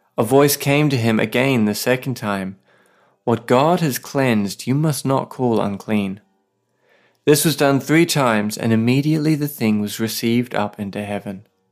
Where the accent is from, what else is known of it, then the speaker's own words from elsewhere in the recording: Australia; now in Saipan, Northern Mariana Islands; I'm an Aussie writer and pastor living with my wife on a tiny island called Saipan.